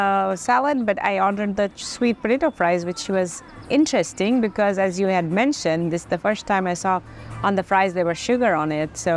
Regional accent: Buford, Georgia, United States; like I'm from the Buford, Shamley area, so they have a few of these.

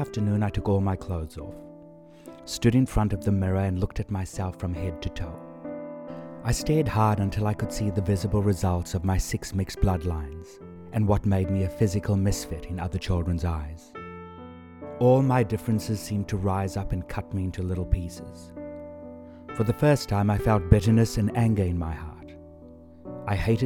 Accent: South Africa; I was born in South Africa

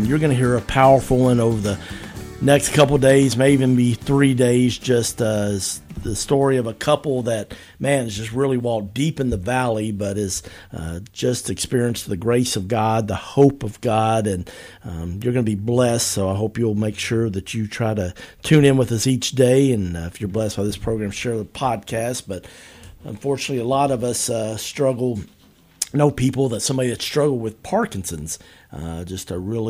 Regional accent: Lexington, Kentucky, United States; I'm a Tate's Creek guy.

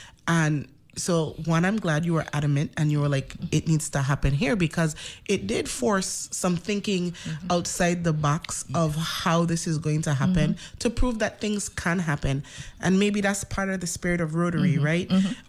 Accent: U.S. Virgin Islands; moved away as an adult; also born or lived in Florida; even though I was born from St. Thomas, I hail from St. Croix. If you see how I smiled, because as a St. Thomian born person who truly, I love St. Thomas and I love my origins.

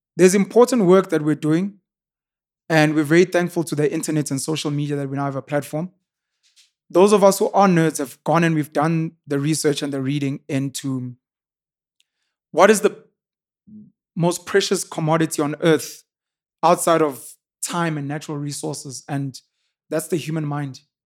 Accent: Newcastle, KwaZulu-Natal, South Africa; I was raised in Newcastle, born and raised in Newcastle, born and bred in Newcastle. In K Z N

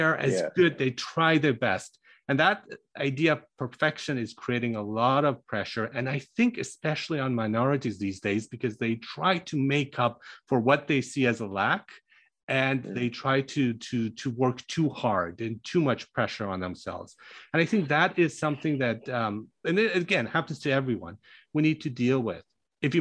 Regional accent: Germany; moved away; I grew up in Germany and studied there.

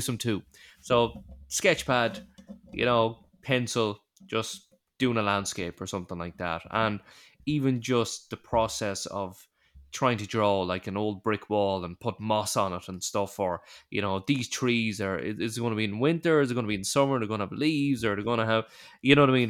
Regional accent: Ireland; we're Irish

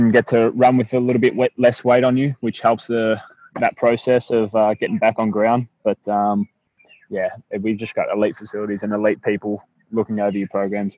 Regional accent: Keilor, Victoria, Australia; I grew up in Keilor, have two older brothers, much older brothers actually.

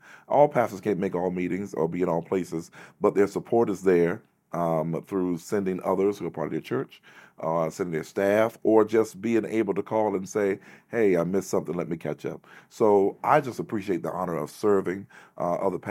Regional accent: North Carolina, United States; I'm from North Carolina

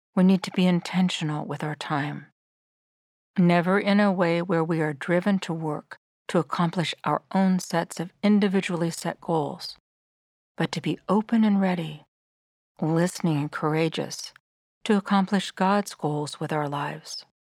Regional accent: Sierra Nevada foothills, California, United States; Ever since I was small and growing up in the Sierra Nevada foothills

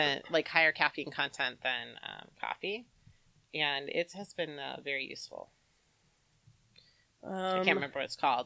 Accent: United States; I am American.

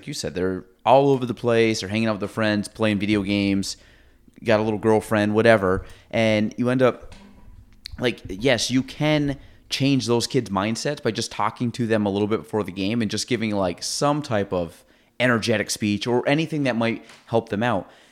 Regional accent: Chazy, New York, United States; I grew up in Chase

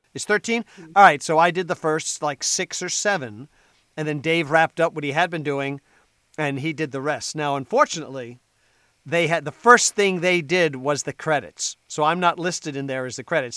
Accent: New Jersey, United States; I'm from New Jersey. Right now, I live on the t- on the northern tip of the Jersey Shore

